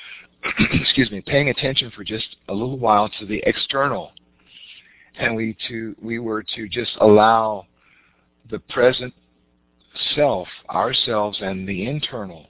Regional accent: Richmond, Virginia, United States; we grew up in the South in Richmond, Virginia

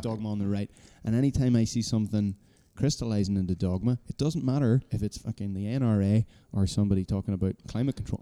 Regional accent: Ireland; being Irish, we knew, we're just this little rock on the edge of the Atlantic

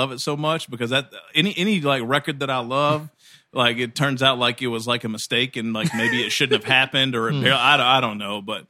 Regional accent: Kentucky, United States; I'm from Kentucky. I'm from the fucking sticks.

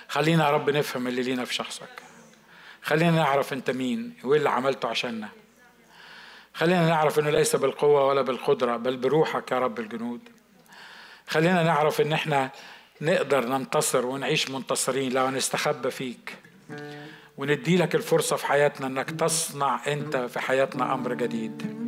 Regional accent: Egypt; عندنا في مصر

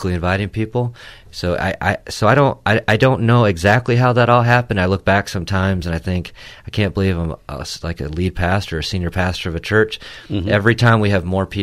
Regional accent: Port Huron, Michigan, United States; where I grew up in Port Huron

